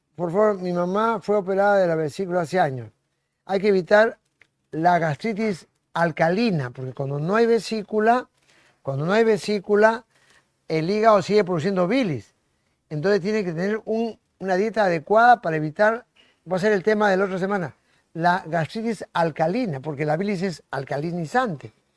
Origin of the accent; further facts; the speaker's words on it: Lima, Peru; La maternidad donde yo nací